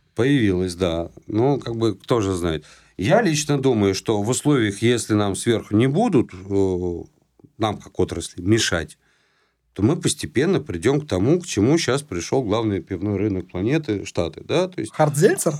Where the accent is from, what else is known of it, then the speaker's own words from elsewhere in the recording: Saint Petersburg, Russia; moved away; это в Питере было, а, ну, я там часто бывает, моя малая родина